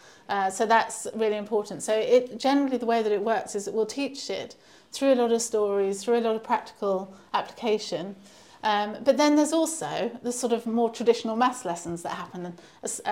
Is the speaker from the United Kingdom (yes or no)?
yes; Canterbury, South East England, United Kingdom; born or raised there; moved away as an adult; also born or lived in London